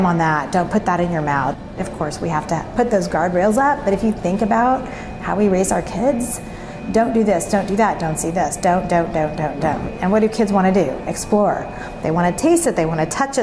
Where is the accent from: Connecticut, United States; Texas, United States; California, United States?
Texas, United States; Dallas; I grew up in Dallas